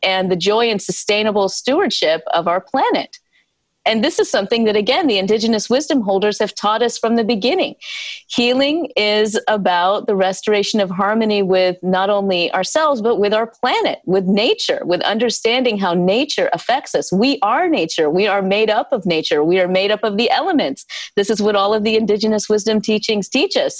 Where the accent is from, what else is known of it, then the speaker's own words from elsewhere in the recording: South Carolina, United States; I was born and raised in the South, in South Carolina